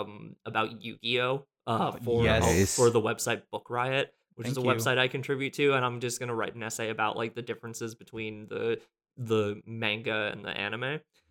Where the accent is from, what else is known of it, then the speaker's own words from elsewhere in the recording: New Jersey, United States; now in New York City, United States; I am a writer and musician who lives in New York City. I'm originally from New Jersey, and I have lived all over the country